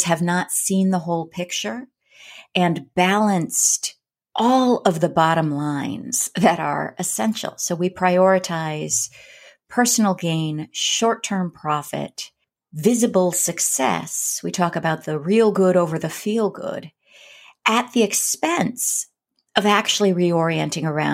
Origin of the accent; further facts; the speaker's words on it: Berkeley, California, United States; I grew up in Berkeley, California